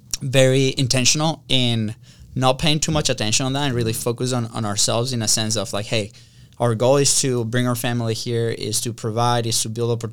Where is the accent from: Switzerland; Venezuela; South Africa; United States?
Venezuela; moved away; We grew up in Venezuela